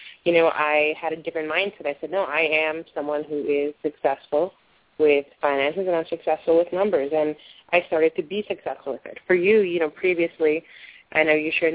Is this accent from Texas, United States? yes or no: no; New Jersey, United States; I grew up in New Jersey in a more rural area